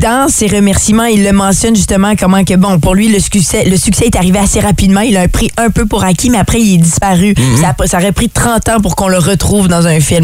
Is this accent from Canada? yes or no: yes; Ottawa, Ontario, Canada; moved away; je viens d'Ottawa